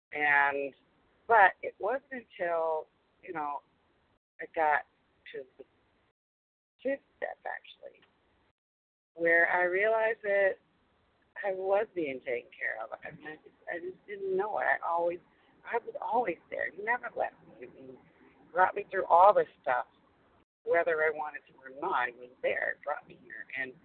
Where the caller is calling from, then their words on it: Massachusetts, United States; I'm calling from Massachusetts.